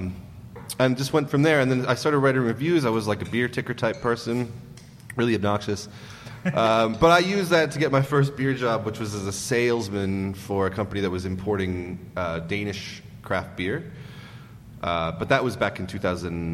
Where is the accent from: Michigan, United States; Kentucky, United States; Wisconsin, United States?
Wisconsin, United States; Racine; moved away; Wisconsin, in a city called Racine, which is south of Milwaukee.